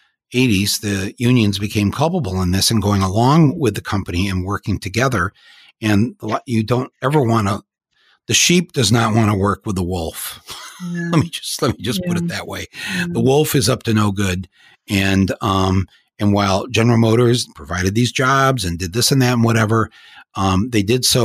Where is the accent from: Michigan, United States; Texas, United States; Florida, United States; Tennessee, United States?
Michigan, United States; Flint; moved away; also born or lived in Davison, Michigan; I grew up there in Flint and Davison and Genesee County there